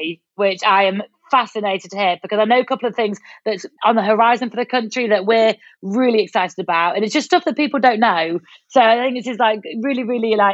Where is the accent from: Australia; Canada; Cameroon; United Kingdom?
United Kingdom; we're British